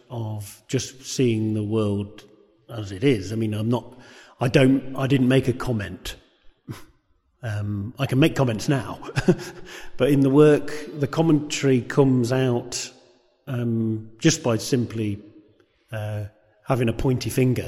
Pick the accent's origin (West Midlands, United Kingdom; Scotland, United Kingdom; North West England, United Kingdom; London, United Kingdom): West Midlands, United Kingdom; Coventry; it was the place in which I was brought up